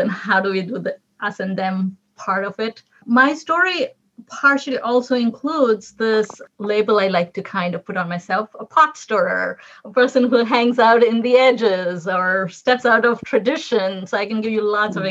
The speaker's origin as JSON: {"language": "English", "region": "Delhi", "country": "India", "tie": "born or raised there", "moved": "as an adult", "lives_now": "United States", "said": "I was born and raised in Delhi in urban parts"}